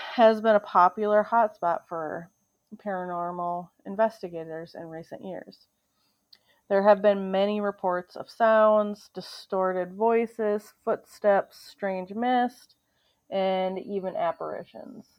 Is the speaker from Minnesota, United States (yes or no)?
yes; Minnesota, United States; my home state of Minnesota